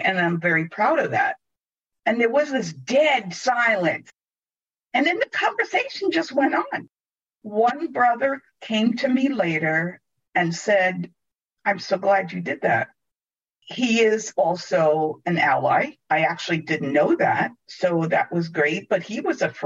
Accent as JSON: {"language": "English", "town": "New York City", "region": "New York", "country": "United States", "tie": "born or raised there", "also_born_or_lived": "Italy / San Francisco", "moved": "yes", "said": "born in Italy and grew up in New York City"}